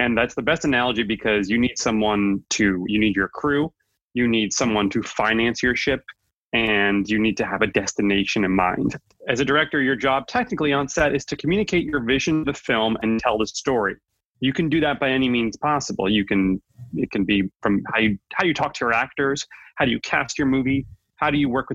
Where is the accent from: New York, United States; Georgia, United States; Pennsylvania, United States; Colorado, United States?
New York, United States; I'm born and raised in New York